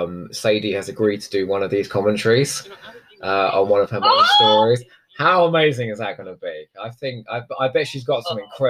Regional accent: Crawley, South East England, United Kingdom; I was brought up in Sussex, and I'm telling you now, it's a very cold place.

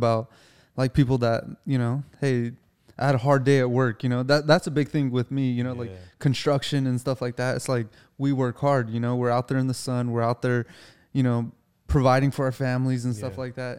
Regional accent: United States; You know, I'm an American, you know, like I work, I'm a grunt, you know?

